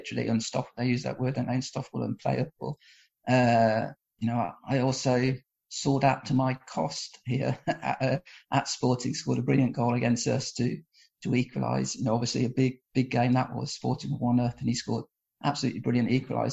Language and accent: English; England, United Kingdom; now in Portugal; I was born and brought up in England